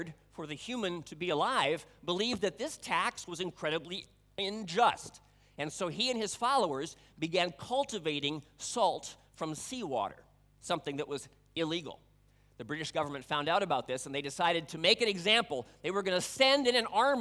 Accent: Budapest, Hungary; moved away; I grew up in Hungary, the capital city of Budapest.

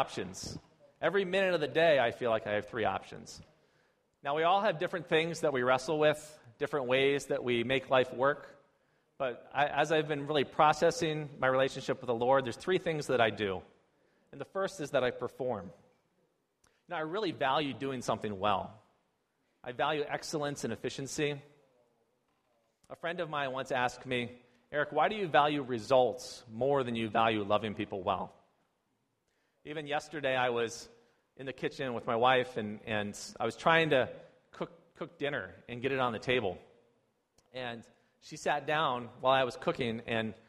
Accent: United States; moved away as an adult; now in China; I'm an American

